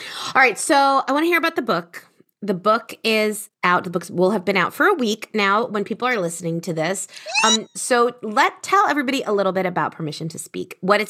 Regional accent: United States; accent: American; And I love my American accent.

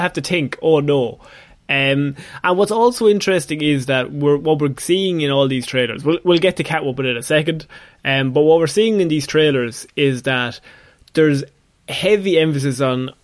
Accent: Ireland; two Irish lads

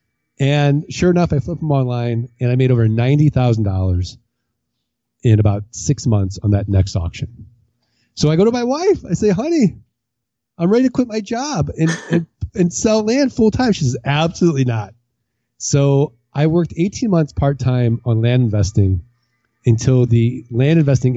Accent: Missouri, United States; I'm from Missouri. I'm from the Show Me State

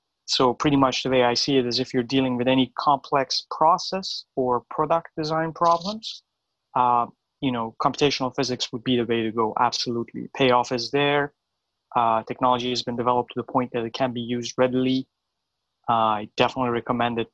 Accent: Iran; moved away as an adult; now in United States; I was born in Iran. I moved to the U.S. about 13 years ago

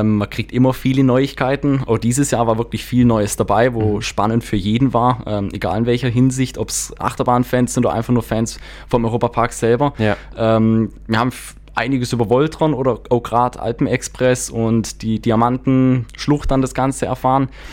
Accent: Donaueschingen, Baden-Württemberg, Germany; now in Freiburg area, Germany; gebürtig aus Donauesching, aber mittlerweile ähm, hier in der Gegend

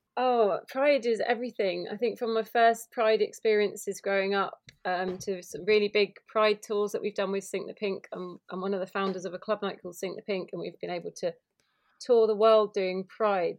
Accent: Kent, South East England, United Kingdom; i grew up in Kent and I've moved back to Margate

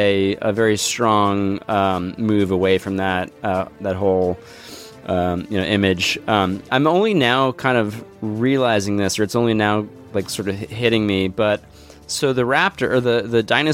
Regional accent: United States; As an American

